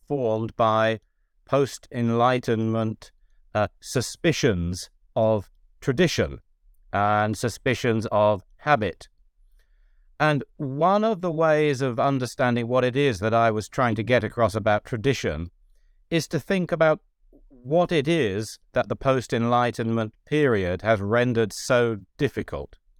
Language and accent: English; United Kingdom; moved away; also born or lived in Ireland / United States; I'm a British Catholic theologian who has been lucky enough to teach, uh, in Britain and also in Ireland and for ten years in the U S.